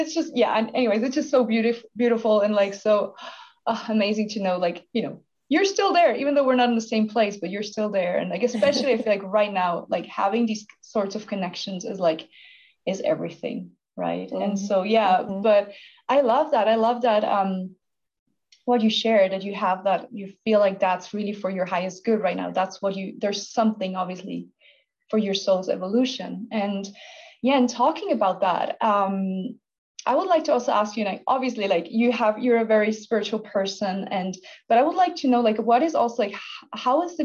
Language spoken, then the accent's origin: English; Switzerland; moved away as an adult; I'm from Switzerland. I was born and raised here.